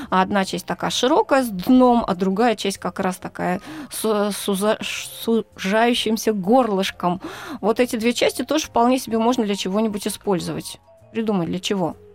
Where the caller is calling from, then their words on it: Labytnangi, Yamalo-Nenets Autonomous Okrug, Russia; Восемь, из Лабытнанок.